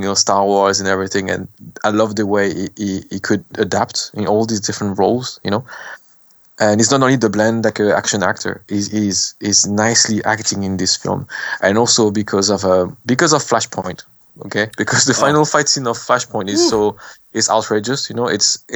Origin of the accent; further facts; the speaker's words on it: France; accent: French; English is a second language; also born or lived in Cambodia; my French accent